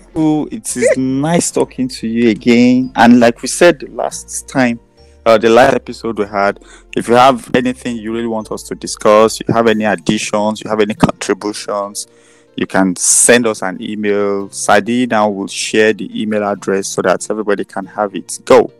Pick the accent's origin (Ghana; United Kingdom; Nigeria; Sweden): Nigeria; being a Nigerian